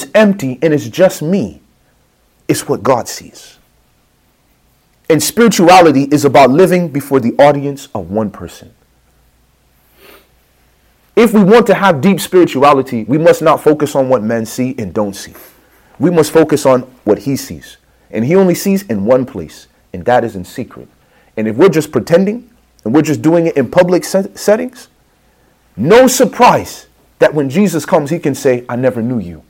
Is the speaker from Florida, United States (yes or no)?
no; Chicago, Illinois, United States; I'm from the streets, man. I'm from Chicago